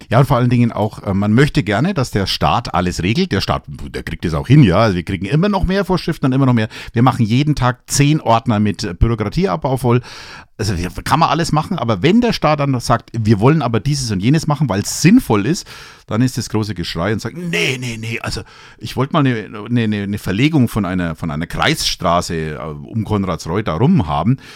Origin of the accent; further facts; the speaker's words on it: Franconia / Upper Palatinate, Bavaria, Germany; wir vielleicht als, als Franken, als Oberpfälzer